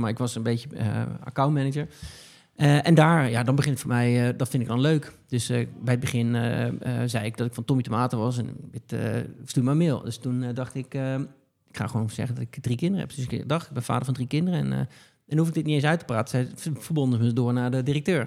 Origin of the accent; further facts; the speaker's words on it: Betuwe, Gelderland, Netherlands; moved away as an adult; now in Haarlem, Netherlands; ik, kom uit de Betuwe